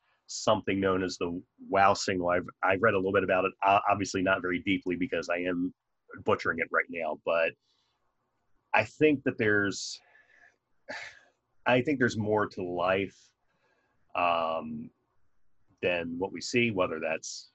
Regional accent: Maryland, United States; accent: Maryland; That's my Maryland accent coming out, water.

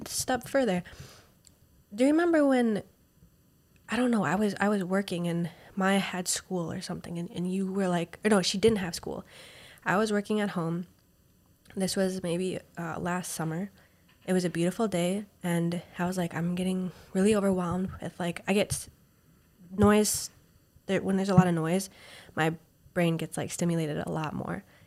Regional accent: Minnesota, United States; moved away; I'm from Minnesota

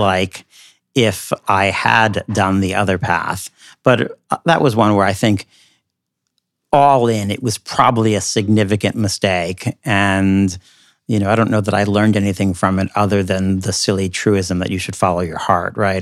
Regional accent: United States; now in New York City, United States; as an American in New York City

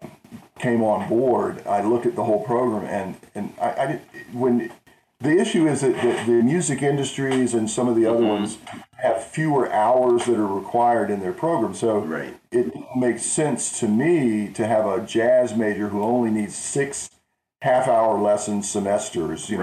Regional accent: Charlotte, North Carolina, United States; now in Boone, United States; originally from Charlotte, North

